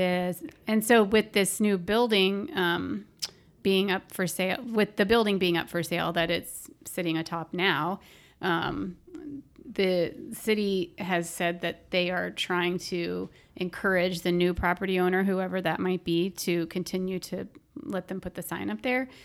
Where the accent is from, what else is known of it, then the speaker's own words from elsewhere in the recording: Orlando, Florida, United States; I grew up in Orlando